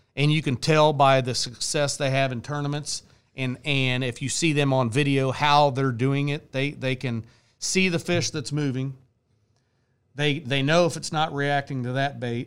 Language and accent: English; Bonner Springs, Kansas, United States; I'm from Bonner Springs, Kansas